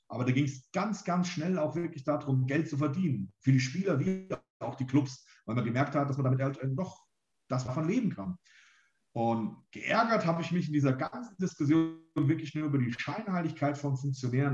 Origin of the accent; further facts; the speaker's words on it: Germany; also born or lived in near Frankfurt; hier in der Rhön oder so, wo ich aufgewachsen bin